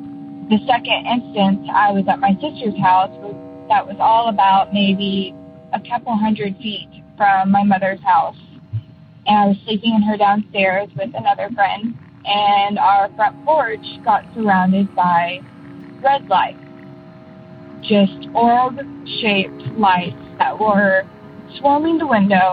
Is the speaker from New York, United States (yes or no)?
no; Arkansas, United States; now in Maine, United States; I'm from Maine, but originally from Arkansas.